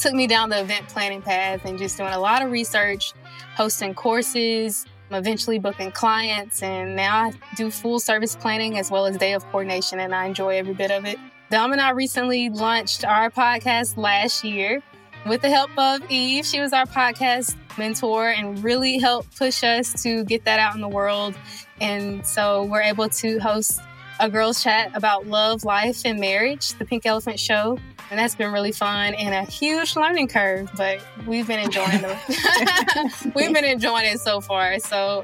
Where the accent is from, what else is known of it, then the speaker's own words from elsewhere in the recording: South Mississippi, United States; I am born and raised in South Mississippi, so yes, I am a country girl.